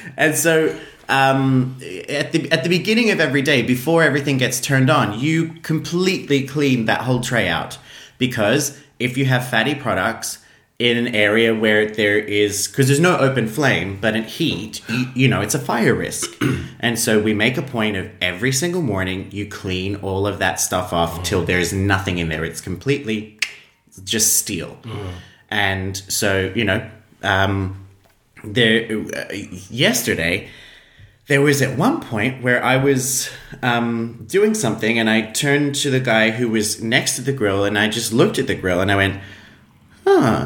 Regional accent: Australia; now in Iceland; as an Australian

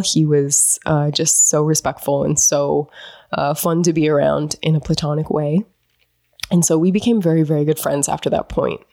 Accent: North Dakota, United States; moved away; growing up in North Dakota

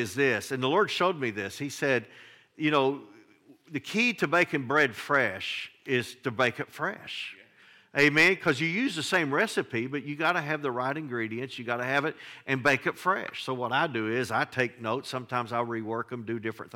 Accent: Flatwoods, Kentucky, United States; I grew up in Flatwoods, Kentucky.

